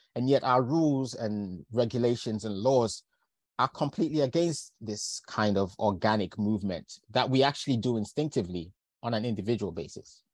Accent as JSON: {"language": "English", "region": "London", "country": "United Kingdom", "tie": "born or raised there", "also_born_or_lived": "Lincolnshire / Manchester", "said": "I've grown up largely in London. I still feel very connected to the north of England. I was born in Lincolnshire, went to, went to university in Manchester."}